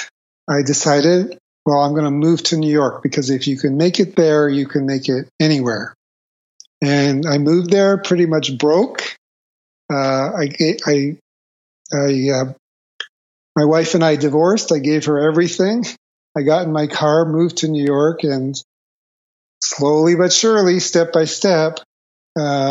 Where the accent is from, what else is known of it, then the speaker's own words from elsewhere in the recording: Toronto, Ontario, Canada; I grew up in Toronto, Canada.